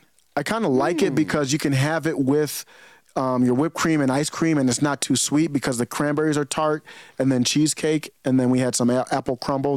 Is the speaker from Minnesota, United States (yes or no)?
no; Cleveland, Ohio, United States; I grew up in Cleveland, Ohio, man.